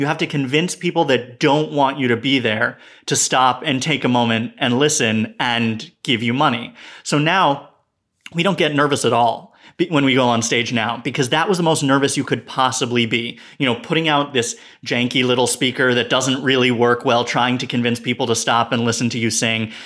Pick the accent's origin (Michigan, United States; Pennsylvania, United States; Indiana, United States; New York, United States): New York, United States; New York City; we grew up right near Washington Square Park